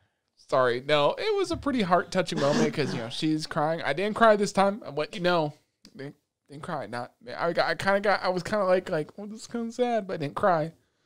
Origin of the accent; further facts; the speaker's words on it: United States; listen, we grew up in America, they grew up in Japan, they got respect over there.